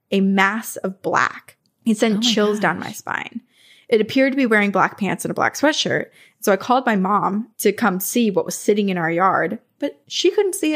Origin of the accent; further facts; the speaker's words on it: Remsen, New York, United States; When I was a kid, I grew up in the Adirondacks on Phelp Road in Remsen.